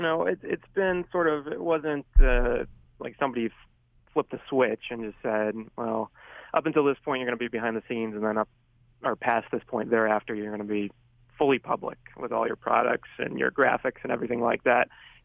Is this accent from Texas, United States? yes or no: yes; Irving, Texas, United States; I learned that very quickly growing up, especially growing up in Irving, Texas, where there isn't a huge Italian population.